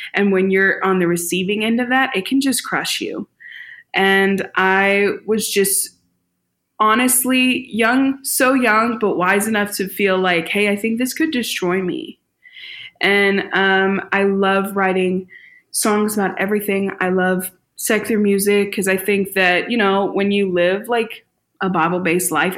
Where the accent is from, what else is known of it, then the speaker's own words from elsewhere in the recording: St. Louis, Missouri, United States; I was born and raised in St. Louis